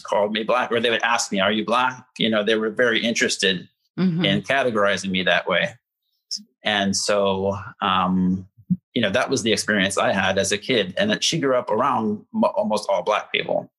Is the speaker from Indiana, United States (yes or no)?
yes; Indiana, United States; moved away as an adult; also born or lived in Gary, Indiana; now in Chicago, United States; I started out uh, close to Gary, Indiana. That's where mm. my hmm. mom's from. That's where my grandma still lives, and um, that was till like age 10, and then you know, through um, through age 18, when I left home, I was in a smaller town um, and more rural Indiana